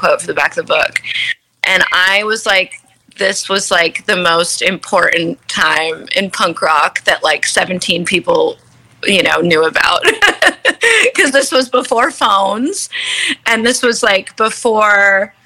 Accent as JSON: {"language": "English", "region": "New Jersey", "country": "United States", "also_born_or_lived": "Los Angeles", "moved": "as an adult", "lives_now": "New York, United States", "said": "I am from the part of New York called New Jersey"}